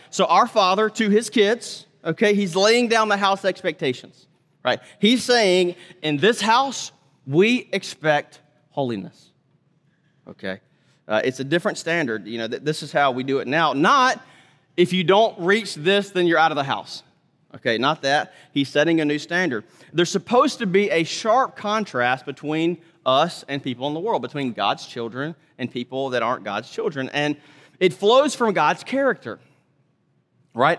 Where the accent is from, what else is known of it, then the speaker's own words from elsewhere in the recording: Mississippi, United States; moved away; also born or lived in Texas / North Carolina; I'm from Mississippi originally, lived in Texas longer than anything